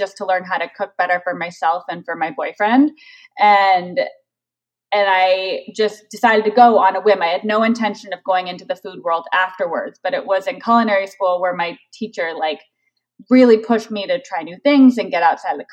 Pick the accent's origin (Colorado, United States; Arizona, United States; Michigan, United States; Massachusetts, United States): Arizona, United States; Tucson; moved away as an adult; also born or lived in Chicago, Illinois / Bay Area, California; now in Los Angeles, United States; I grew up in Tucson, Arizona. So we lived in Arizona from when I was 5 until I graduated high school.